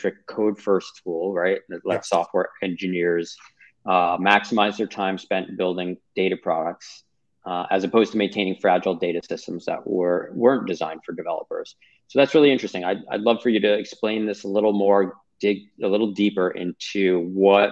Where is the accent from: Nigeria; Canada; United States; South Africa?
United States; Sanibel, Florida; my hometown community, which was really decimated by this hurricane.